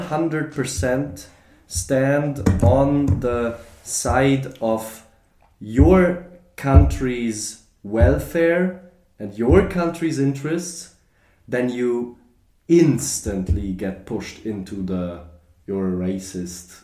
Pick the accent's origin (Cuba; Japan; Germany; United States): Germany; moved away; I grew up in Germany. I lived there.